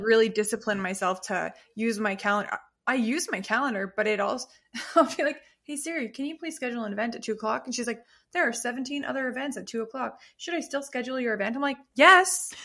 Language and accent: English; Canada; we're so Canadian